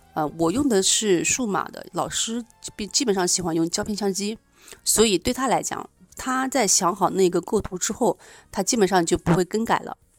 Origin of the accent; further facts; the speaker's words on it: Nanjing, Jiangsu, China; 我来自南京